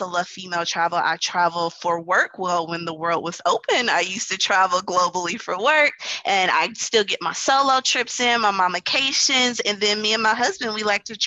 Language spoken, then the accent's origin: English; Wisconsin, United States; now in New Orleans, United States; I am from Wisconsin and I live in New Orleans